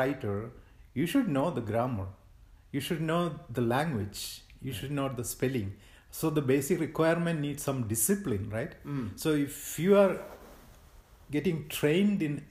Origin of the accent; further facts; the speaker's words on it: India; moved away as an adult; now in United States; I'm from India, so in India onwards, before moving to US like 24 years ago